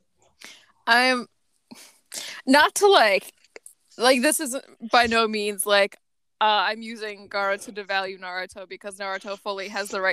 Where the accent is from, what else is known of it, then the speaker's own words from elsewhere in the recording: Midwest, United States; I'm from the Midwest